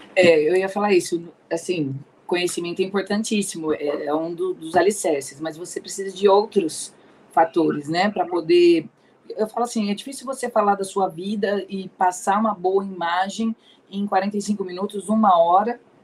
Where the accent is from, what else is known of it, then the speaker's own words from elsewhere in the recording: Ribeirão Preto, São Paulo, Brazil; also born or lived in Anápolis, Goiás; sou aqui de Ribeirão Preto, nasci aqui em Ribeirão, é, permaneço aqui em Ribeirão Preto